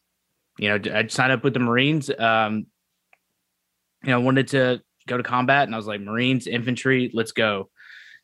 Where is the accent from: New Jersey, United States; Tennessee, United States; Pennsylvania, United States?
Tennessee, United States; Memphis; moved away as an adult; I'm from Memphis, Tennessee originally, and I was there until I turned 18, and then I enlisted